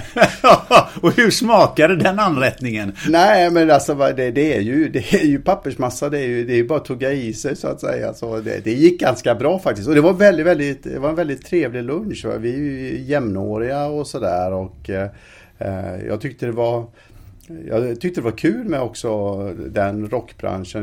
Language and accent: Swedish; Alingsås, Västra Götaland, Sweden; i Alingsåstidningen där jag växte upp